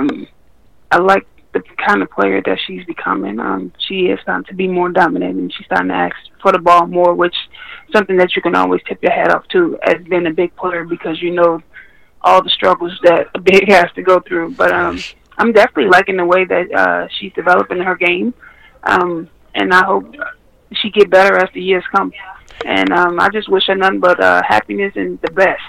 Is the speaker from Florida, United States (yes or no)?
yes; Miami, Florida, United States; moved away as an adult; also born or lived in Louisiana; now in Minnesota, United States; I'm Floridian